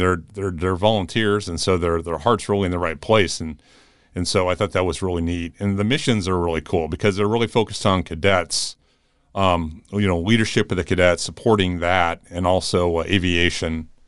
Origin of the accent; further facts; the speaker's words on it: Tucson, Arizona, United States; also born or lived in Phoenix; growing up in Tucson and later in Phoenix area